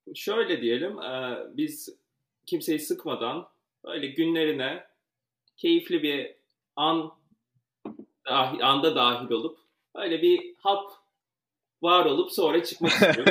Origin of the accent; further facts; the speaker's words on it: Ankara, Turkey; moved away as an adult; now in New York, United States; Ankara doğumluyum ve çok uzun yıllar Ankara'da yaşadım